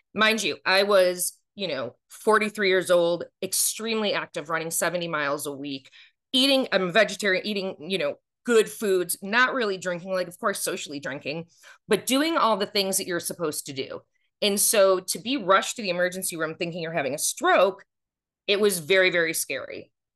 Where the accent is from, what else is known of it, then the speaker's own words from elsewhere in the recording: Buffalo, New York, United States; moved away as an adult; also born or lived in Watertown, New York; now in Atlanta, United States; I'm from Buffalo